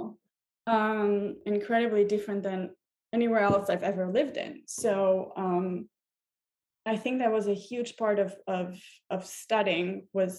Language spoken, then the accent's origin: English; Tel Aviv, Tel Aviv District, Israel; moved away as an adult; also born or lived in Hamburg, Germany; now in New York City, United States; I was born and raised in Israel, in Tel Aviv specifically.